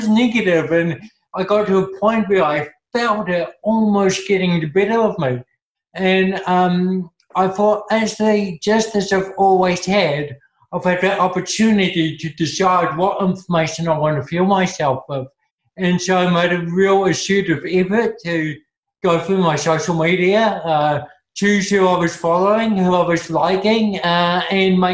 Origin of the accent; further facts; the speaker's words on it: Napier, Hawke's Bay, New Zealand; I grew up in Napier